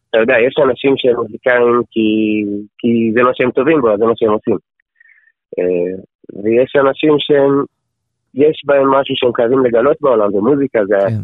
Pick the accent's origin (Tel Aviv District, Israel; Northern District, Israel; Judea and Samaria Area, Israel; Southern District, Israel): Judea and Samaria Area, Israel; Efrat; moved away as an adult; also born or lived in Jerusalem; now in Otniel; אני בן 25, אה, אני נשוי עם ילד ילד ואישה מתוקים מדבש. אמ, גדלתי באפרת, אמ, משם עברתי לירושלים, כן. עכשיו אנחנו בעתניאל